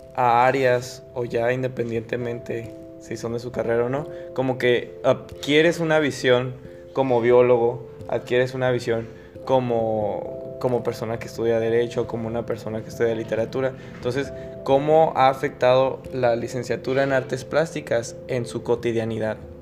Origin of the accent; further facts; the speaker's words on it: Agua Prieta, Sonora, Mexico; somos de Agua Prieta, la parte norte